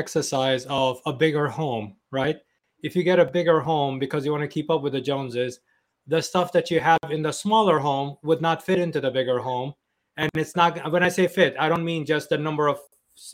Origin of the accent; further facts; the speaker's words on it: New York City, New York, United States; also born or lived in Turkey; I grew up in Flushing, New York